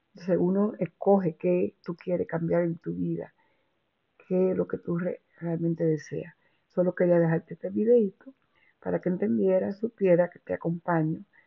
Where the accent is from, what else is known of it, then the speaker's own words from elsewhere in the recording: Dominican Republic; now in New York, United States; en la República Dominicana, esa es donde yo nací